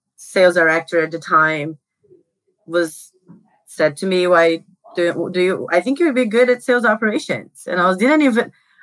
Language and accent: English; Brazil; I grew up in Brazil